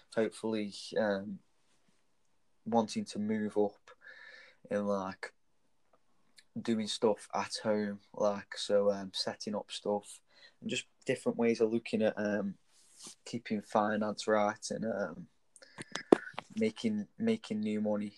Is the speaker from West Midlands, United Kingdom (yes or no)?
yes; Stoke-on-Trent, West Midlands, United Kingdom; I grew up in Bradwell, which is in England, Stanton. Stoke